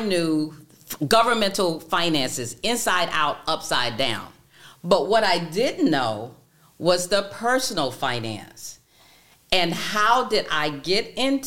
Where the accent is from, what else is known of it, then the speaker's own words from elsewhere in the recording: Daytona Beach, Florida, United States; I am born and raised in Daytona Beach, Florida.